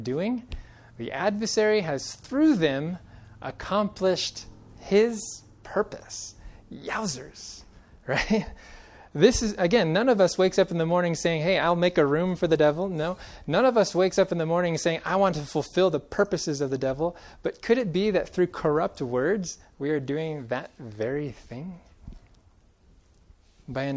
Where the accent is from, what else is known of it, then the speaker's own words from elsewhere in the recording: Central Valley of California, United States; now in Colorado, United States; Growing up in the Central Valley of California